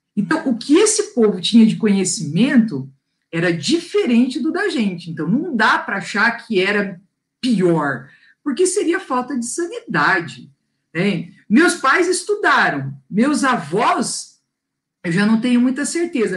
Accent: Londrina, Paraná, Brazil; accent: londrinense; eu sou londrinense. Porque já percebeu o meu sotaque

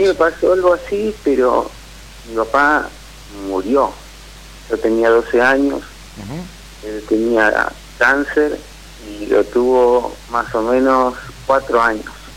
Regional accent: Caleta Olivia, Santa Cruz, Argentina; also born or lived in La Plata; now in Morón, Argentina; soy de Caleta Olivia, pero vivo en Morón

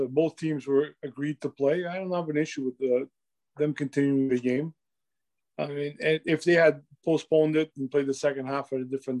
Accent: Canada; as a Canadian

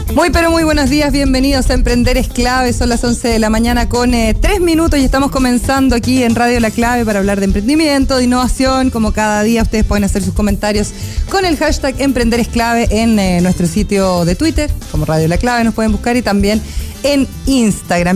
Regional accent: Puyehue, Los Lagos, Chile; Agua Mineral Puyehue, que además es de mi tierra

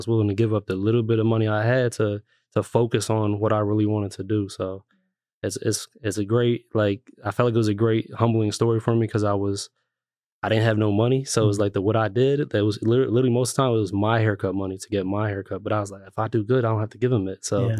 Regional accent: Lancaster, Pennsylvania, United States; also born or lived in New York, United States; So I was born in New York, but I was made in Lancaster. So we moved here when I was about 3 years old. So I kind of grew up in Lancaster City

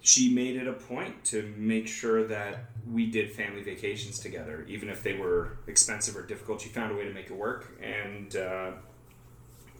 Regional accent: Toronto, Ontario, Canada; I literally am from Toronto. I was born here

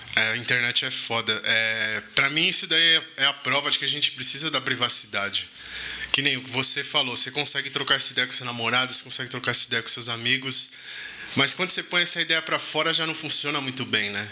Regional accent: Brazil; Eu sou 100% brasileiro

